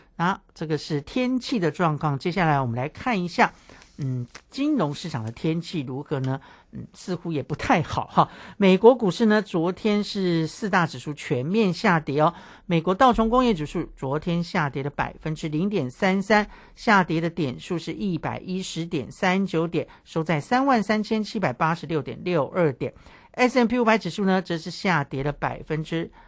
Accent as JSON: {"language": "Chinese", "town": "Tai'an", "region": "Miaoli County", "country": "Taiwan", "tie": "born or raised there", "said": "我的家乡苗栗泰安哈，那个是一个泡汤的圣地"}